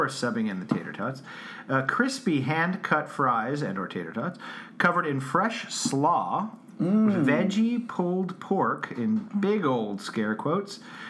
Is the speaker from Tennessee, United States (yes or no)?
no; Albuquerque, New Mexico, United States; I'm from Albuquerque, I think.